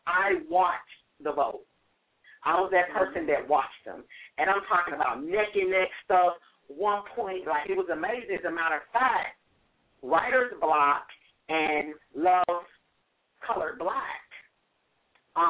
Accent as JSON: {"language": "English", "town": "St. Louis", "region": "Missouri", "country": "United States", "tie": "born or raised there", "moved": "yes", "lives_now": "Miami, United States", "said": "in St. Louis, Missouri, which is my hometown."}